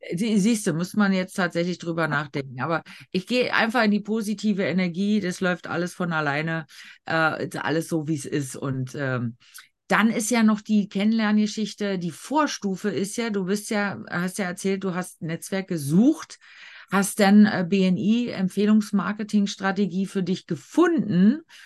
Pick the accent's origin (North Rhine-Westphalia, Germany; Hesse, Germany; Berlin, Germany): Berlin, Germany; ich als Berlinerin